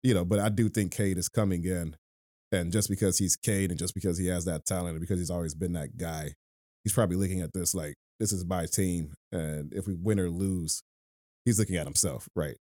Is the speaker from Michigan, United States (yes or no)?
yes; Detroit, Michigan, United States; I was born and raised in Detroit